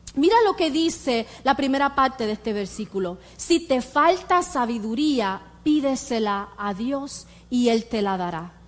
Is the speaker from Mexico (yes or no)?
no; Puerto Rico; moved away; yo soy de Puerto Rico, yo me crié en Puerto Rico